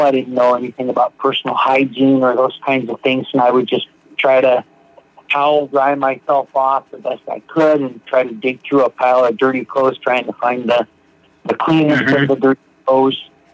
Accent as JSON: {"language": "English", "town": "Seattle", "region": "Washington", "country": "United States", "tie": "born or raised there", "said": "I'm from Seattle, Washington. Grew up here"}